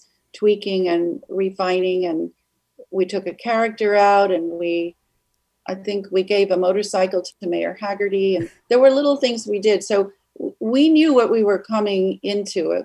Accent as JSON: {"language": "English", "town": "Evanston", "region": "Illinois", "country": "United States", "tie": "born or raised there", "moved": "yes", "lives_now": "Santa Monica, United States", "said": "I grew up in Evanston"}